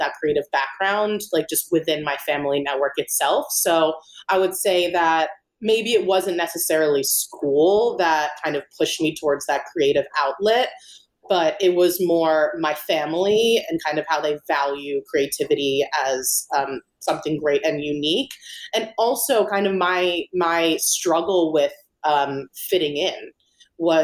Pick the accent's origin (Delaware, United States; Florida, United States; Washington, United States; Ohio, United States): Delaware, United States; Wilmington; moved away as an adult; now in New York City, United States; So I was born and raised in Wilmington, Delaware. So I lived there for about 18 years before I went to Parsons here in New York City for art school.